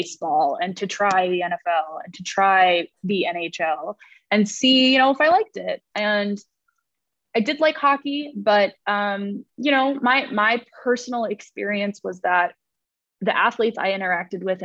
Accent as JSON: {"language": "English", "region": "New Jersey", "country": "United States", "tie": "born or raised there", "also_born_or_lived": "Virginia", "moved": "as an adult", "said": "growing up in New Jersey"}